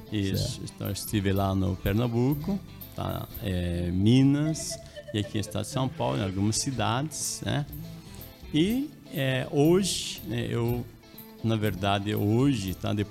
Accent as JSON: {"language": "Portuguese", "region": "La Paz", "country": "Bolivia", "tie": "born or raised there", "second_language": "Portuguese", "lives_now": "Brazil", "said": "Isso, eu sou boliviano, né? eu nasci, me criei na capital, em La Paz, Bolívia. Aí eu estou aqui há um tempo, né? mais de 30 anos já aqui"}